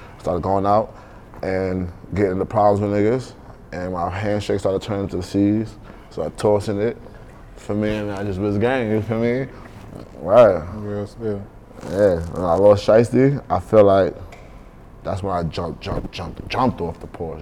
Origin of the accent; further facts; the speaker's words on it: New York City, New York, United States; Growing up in Brooklyn, bro, that shit taught me a lot.